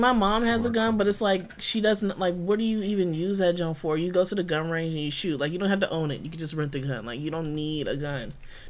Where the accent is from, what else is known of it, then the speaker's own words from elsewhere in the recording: Kentucky, United States; I'm from Kentucky and, like, my family hunts